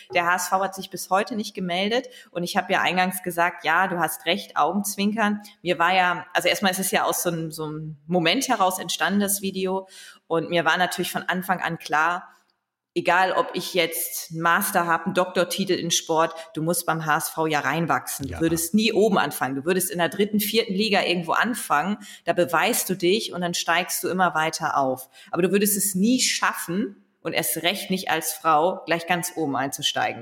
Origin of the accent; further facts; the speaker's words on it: Leer, Lower Saxony, Germany; als Ostfriesin